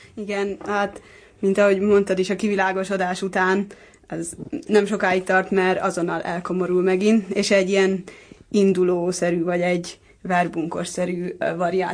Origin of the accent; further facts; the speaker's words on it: Pécs, Baranya, Hungary; Pécsi vagyok